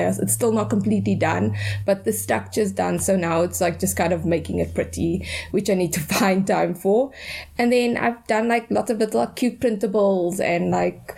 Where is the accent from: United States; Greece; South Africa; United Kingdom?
South Africa; Cape Town, Western Cape; I grew up in Athlone, very close to you